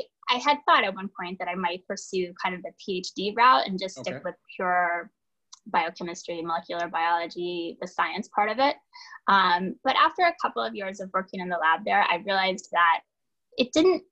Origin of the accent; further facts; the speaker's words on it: Pensacola, Florida, United States; moved away as an adult; also born or lived in Massachusetts; now in New York City, United States; I grew up in Pensacola, Florida